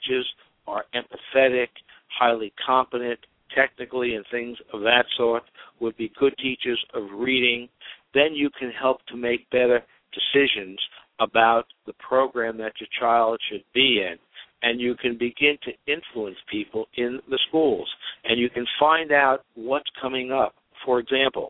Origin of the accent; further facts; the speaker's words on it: New York City, New York, United States; I came from Brooklyn Projects